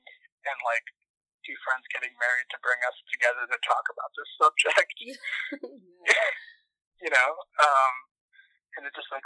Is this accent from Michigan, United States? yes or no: yes; Canton, Michigan, United States; moved away as an adult; now in Minneapolis, United States; I am from Canton, Michigan